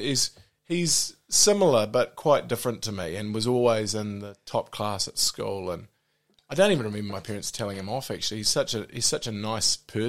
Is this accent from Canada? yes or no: no; Auckland, New Zealand; also born or lived in Whanganui; I was in Auckland until the end of year 11